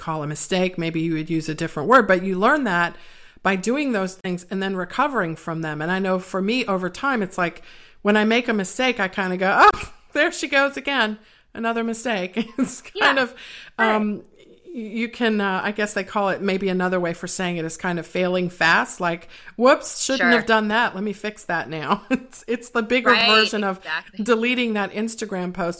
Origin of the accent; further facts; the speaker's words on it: East Coast, United States; I'm from the East Coast